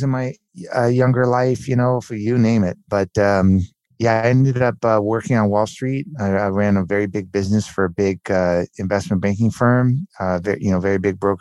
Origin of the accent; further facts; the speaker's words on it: Southern California, United States; also born or lived in Miami; we grew up in Southern California. My parents moved to Southern California shortly after I was born. And yeah, I was raised in Southern California